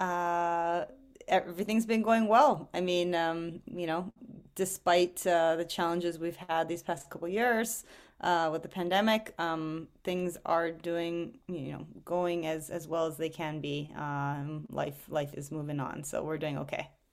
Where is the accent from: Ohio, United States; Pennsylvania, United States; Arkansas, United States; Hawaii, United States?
Hawaii, United States; I grew up in Hawaii